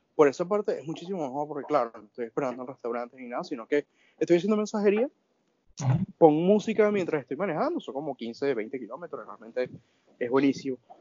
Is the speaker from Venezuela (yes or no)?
yes; Venezuela; moved away as an adult; salí de Venezuela en el 2018. De hecho, ya el próximo mes cumplo los dos años acá